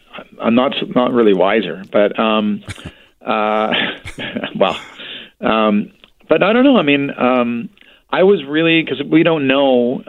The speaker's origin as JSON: {"language": "English", "town": "Vancouver", "region": "British Columbia", "country": "Canada", "tie": "born or raised there", "said": "I'm born and raised in Vancouver"}